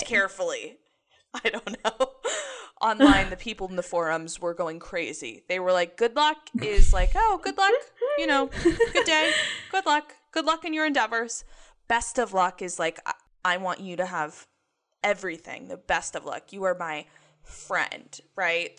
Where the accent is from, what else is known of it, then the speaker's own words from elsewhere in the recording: the South, United States; I grew up in the South